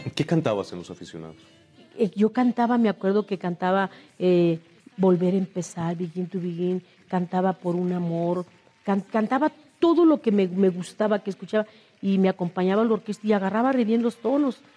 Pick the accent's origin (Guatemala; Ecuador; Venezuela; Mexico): Mexico; Torreón, Coahuila; moved away; also born or lived in Monterrey / Mexico City; yo soy de Torreón, Coahuila, mi tierra dorada que tanto quiero y, este, y mis inicios en Torreón, Coahuila, fueron en, las estaciones de radio, en los festivales escolares